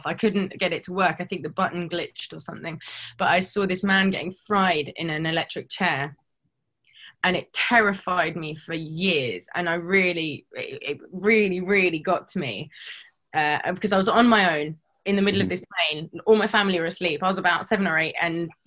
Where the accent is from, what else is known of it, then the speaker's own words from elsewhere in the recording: London, United Kingdom; I'm from London